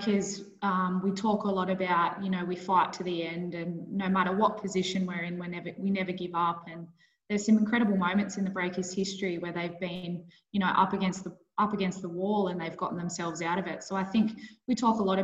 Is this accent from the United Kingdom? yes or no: no; Bathurst, New South Wales, Australia; moved away as an adult; also born or lived in Queensland / Northern Territory; I grew up in Bathurst